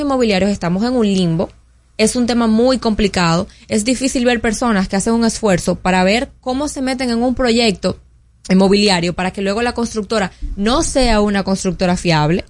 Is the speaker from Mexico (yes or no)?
no; Dominican Republic; como dominicanos